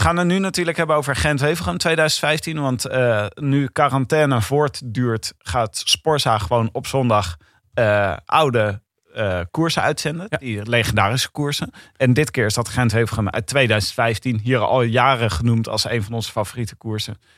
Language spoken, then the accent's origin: Dutch; Leiden, South Holland, Netherlands; Ik kan die R sowieso niet doen. Ik kom uit Leiden.